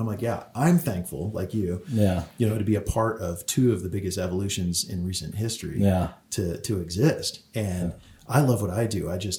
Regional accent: California, United States; oh, I'm from California. That's a one-time thing.

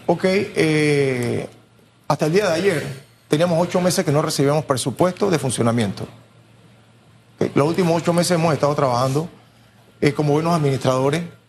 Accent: San Miguelito, Panama; Nosotros tenemos 50 años de vivir en el corregimiento, nunca nos hemos ido de ahí. Salimos de Cerroviento

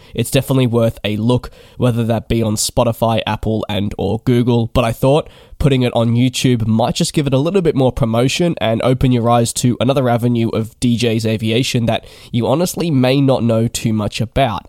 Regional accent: Melbourne, Victoria, Australia; moved away as an adult; I am from Melbourne, my home, uh, where my parents live and where I guess I was based for eighteen years

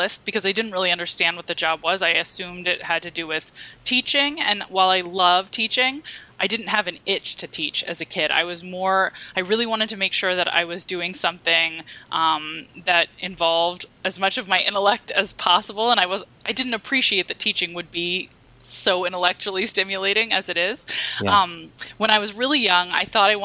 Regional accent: Washington, District of Columbia, United States; I grew up in Washington, D.C. in the suburbs

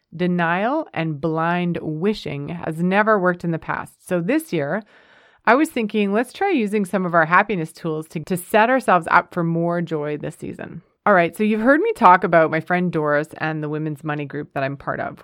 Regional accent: Canada; moved away as an adult; also born or lived in United States; We're a Canadian family, but we thoroughly enjoyed our five years in the United States.

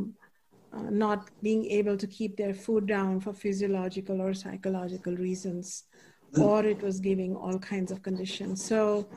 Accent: India; moved away; when I was growing up in India

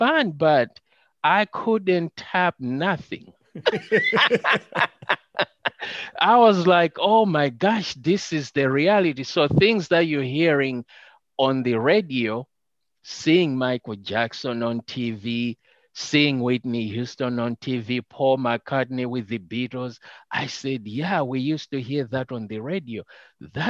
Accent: Malawi; first language Chichewa; English is a second language; moved away as an adult; now in United States; we're coming from Malawi where there were no televisions

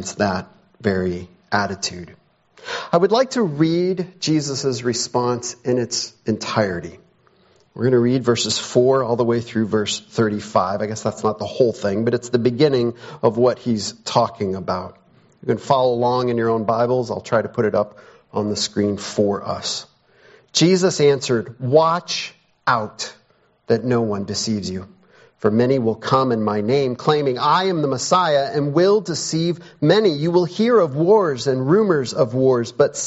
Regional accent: Chicago, Illinois, United States; I grew up around Chicago and occasionally would go downtown

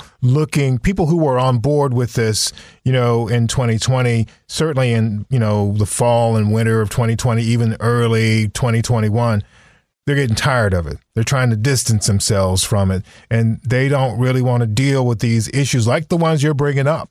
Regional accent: Southern Virginia, United States; Coming from the South myself, not as far south as you, but growing up in Southern Virginia

